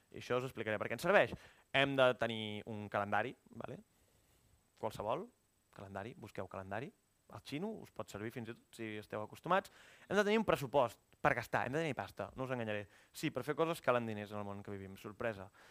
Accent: Igualada, Catalonia, Spain; moved away as an adult; also born or lived in Barcelona; vaig anar a Igualada, que és d'on soc, vaig estar vivint 7 o 8 mesos a casa de la meva mare

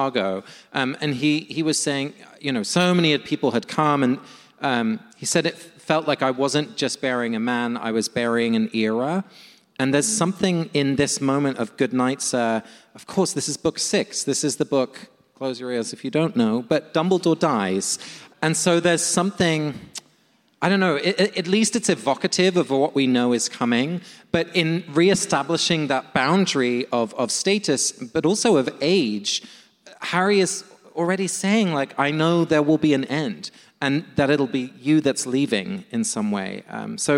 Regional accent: London, United Kingdom; moved away; my hometown of London

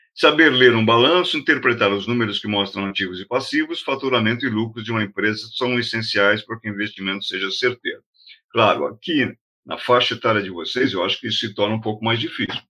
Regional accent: Brazil; a gente é brasileiro

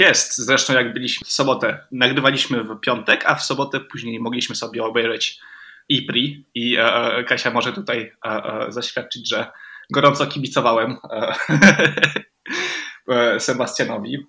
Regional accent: Romandy, Switzerland; ja jestem z Szwajcarii, ogólnie rzecz biorąc. Oczywiście mama jest z Polski, więc e, e, nauczyliśmy się po polsku mówić w domu, ale ogólnie wychowałem się w Szwajcarii

